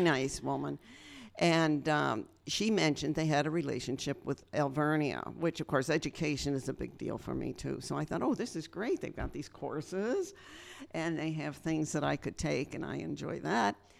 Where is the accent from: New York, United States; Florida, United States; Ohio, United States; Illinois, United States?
New York, United States; Western; now in Berks County, Pennsylvania, United States; I grew up in Western New York